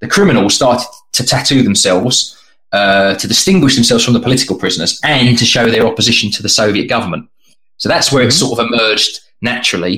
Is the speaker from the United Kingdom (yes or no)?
yes; United Kingdom